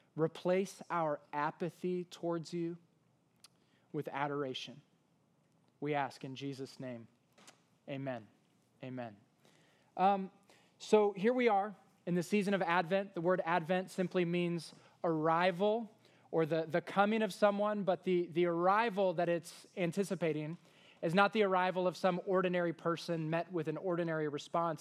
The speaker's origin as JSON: {"language": "English", "town": "Washington", "region": "District of Columbia", "country": "United States", "moved": "yes", "lives_now": "East Texas, United States", "said": "where I'm from in the Washington, D C area"}